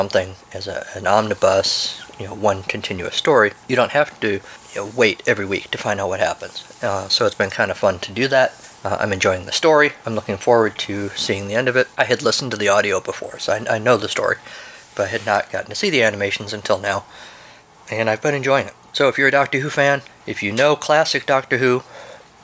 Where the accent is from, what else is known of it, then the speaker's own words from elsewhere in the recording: United States; I'm an American